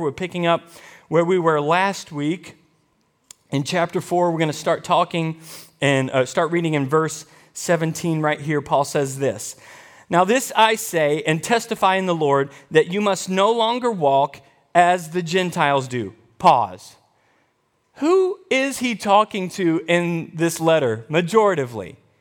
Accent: United States; I am an American.

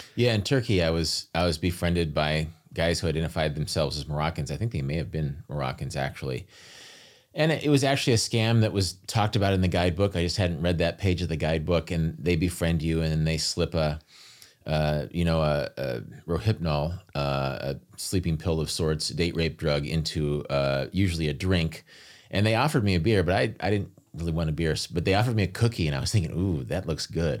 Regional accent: United States; being an American

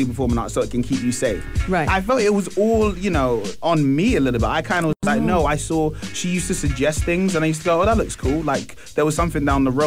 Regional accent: London, United Kingdom; I'm from an area called Tottenham in London.

